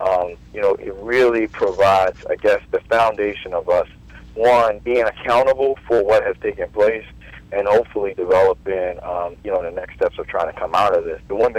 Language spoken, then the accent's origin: English; Baltimore, Maryland, United States; being born and raised in Baltimore, you know, product of the city